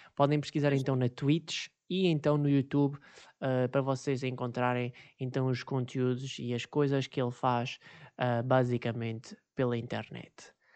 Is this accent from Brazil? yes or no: no; Viseu, Centro, Portugal; pelo fato de sermos da mesma cidade, que neste caso é Viseu